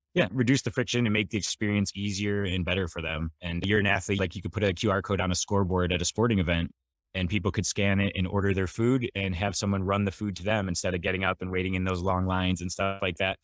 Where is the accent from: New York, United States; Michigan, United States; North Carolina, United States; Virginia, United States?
Michigan, United States; moved away as an adult; now in San Diego, United States; I grew up in Michigan and always wanted to live somewhere warm, so I moved to San Diego as soon as possible after graduation